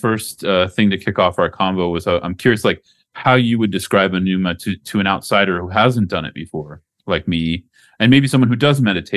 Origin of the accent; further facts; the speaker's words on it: United States; moved away as an adult; also born or lived in Mexico; now in Colombia; growing up in the United States